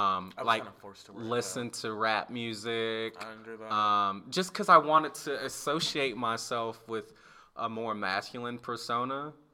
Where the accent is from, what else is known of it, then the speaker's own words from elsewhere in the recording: Alabama, United States; like, the campus in my hometown in Alabama, when we moved to Alabama